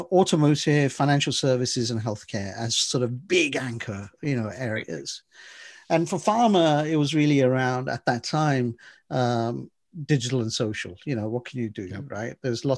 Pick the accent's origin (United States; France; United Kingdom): United Kingdom; England; We came from England. We're the originators of the roundabouts.